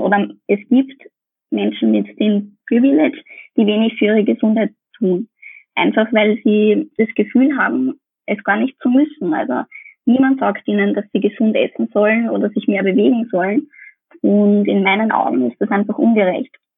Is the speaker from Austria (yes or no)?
yes; Austria; bei uns in Österreich